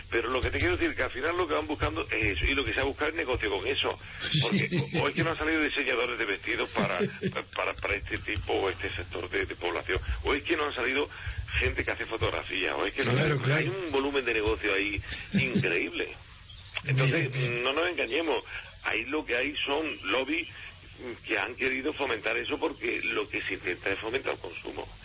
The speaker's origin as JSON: {"language": "Spanish", "town": "Granada", "region": "Andalusia", "country": "Spain", "said": "yo soy de Granada."}